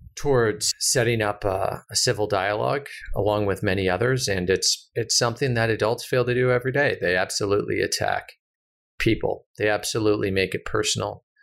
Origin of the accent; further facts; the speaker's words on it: United States; as an American